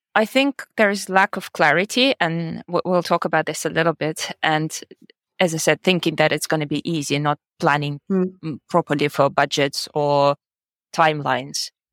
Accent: Russia; moved away as an adult; also born or lived in United States / Germany / United Kingdom; now in Georgia; I'm originally from Russia and I've lived in the US, in Germany, 11 years in the UK, and uh, now I'm living in Georgia.

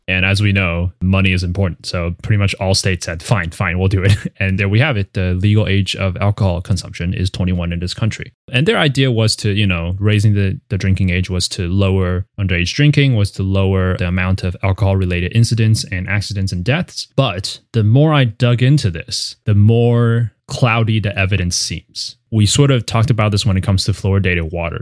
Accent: Taiwan; moved away; I grew up in Taiwan

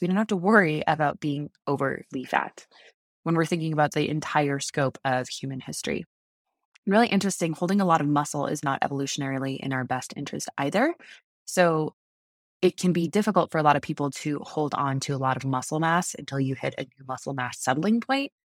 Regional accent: United States; I'm American

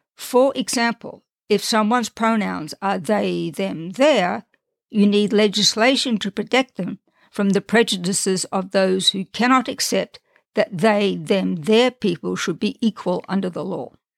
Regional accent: Australia; moved away as an adult; also born or lived in Europe; now in United States; I was born and raised in Australia

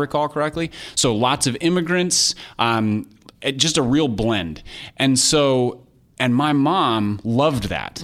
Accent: Minnesota, United States; I grew up in Minnesota

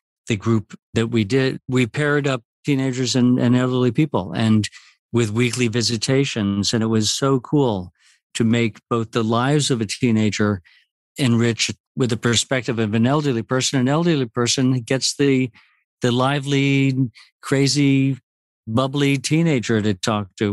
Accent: Puerto Rico; now in New York, United States; growing up in Puerto Rico in a society where that sharing is the most important quality

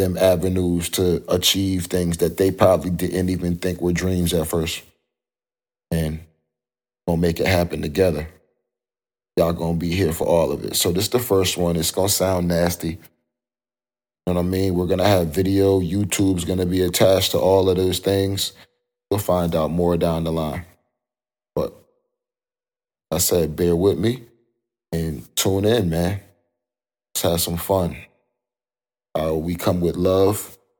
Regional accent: New York, United States; also born or lived in Connecticut; I grew up in New York and Connecticut. I'll just keep it like that. I had a roundabout childhood, moved a couple places, but had a stable home.

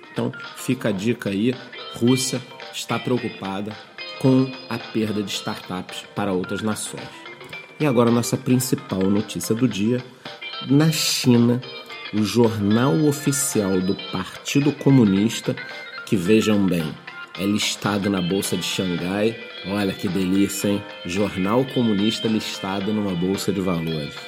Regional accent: Brazil; nós que somos brasileiros, moramos aqui num local que não tem tanta segurança

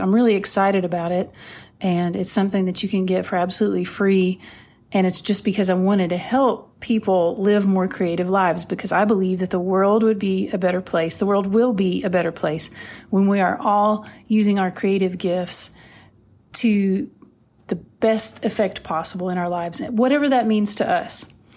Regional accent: Whitesburg, Kentucky, United States; I know her from growing up in Whitesburg, Kentucky.

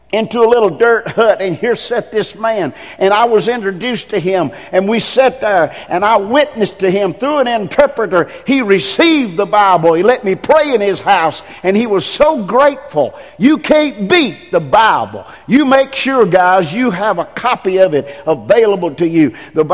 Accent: England, United Kingdom; Man, I mean, I'm English.

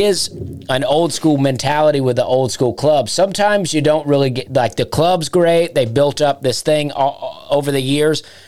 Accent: East Alabama, United States; accent: Southern; moved away as an adult; also born or lived in Charleston, South Carolina; now in Nashville, United States; I grew up in Alabama, right? And I grew up real southern

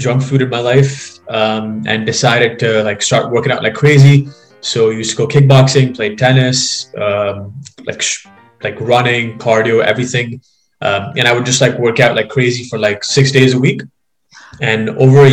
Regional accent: Dubai, United Arab Emirates; moved away as an adult; now in London, Canada; basically was born and brought up in Dubai, actually. My family's still over there, and I lived there for the first 18 years of my life before being in Canada for the last 4 years.

